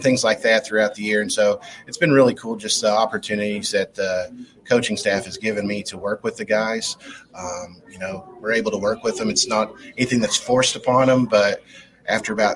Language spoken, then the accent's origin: English; Lee County, Kentucky, United States; I'm from Lee County, about an hour away.